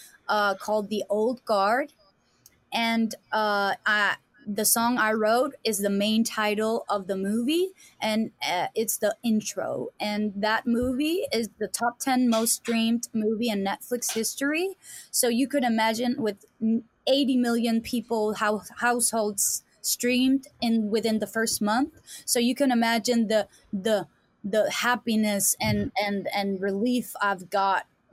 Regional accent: Denmark; English is a second language; I'm from Denmark, and people don't know where it is

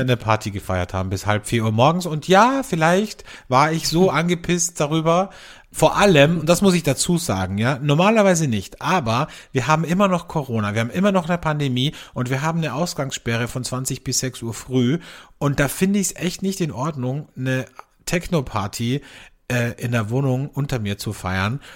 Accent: Austria; bei uns in Österreich

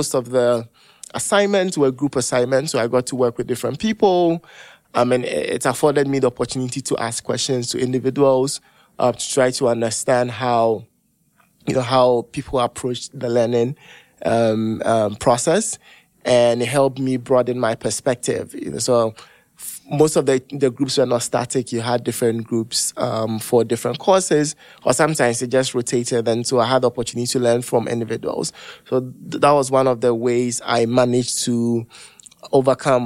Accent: Ghana; moved away as an adult; I come from Ghana, very, very different culture

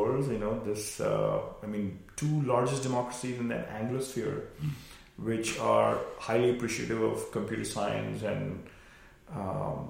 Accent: India; moved away; when we were growing up in India

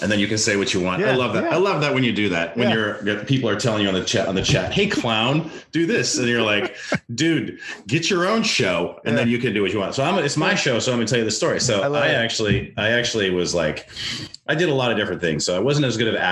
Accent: North Dakota, United States; also born or lived in Los Angeles, United States; now in Virginia Beach, United States; I grew up in North Dakota

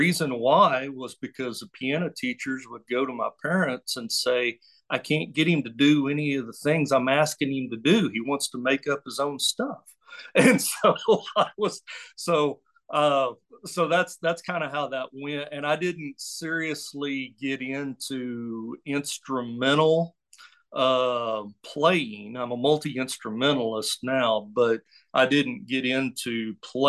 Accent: Oklahoma, United States; now in Hot Springs, United States; I was raised in Oklahoma. I'm an Okie

